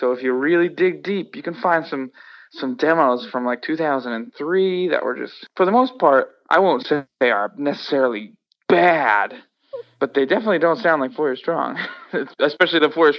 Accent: Worcester, Massachusetts, United States; But also growing up in Worcester obviously made the band because I met the people that also lived in Worcester

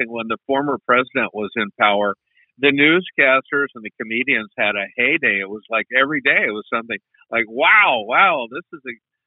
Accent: United States; we Americans

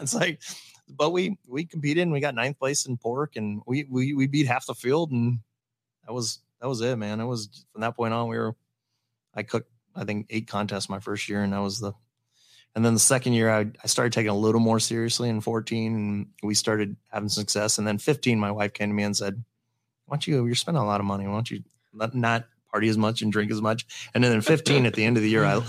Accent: Valley, United States; Valley, which is my hometown

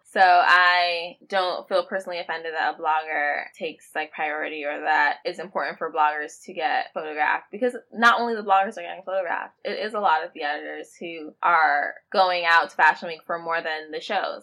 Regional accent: New York, United States; I am a New Yorker that is a publicist and I work at Factory PR

